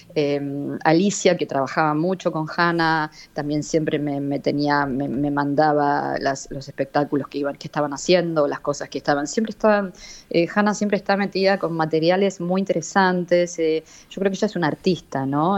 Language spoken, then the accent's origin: Spanish; Buenos Aires, Argentina; soy re argentina y nacida en Buenos Aires